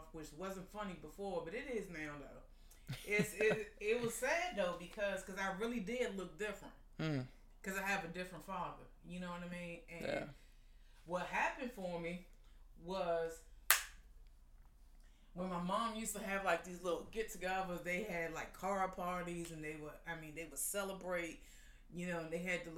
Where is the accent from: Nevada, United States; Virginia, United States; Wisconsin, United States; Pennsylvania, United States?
Virginia, United States; Arlington; I grew up right over there in South Arlington, right off of 24th Street in Green Valley, the Knock community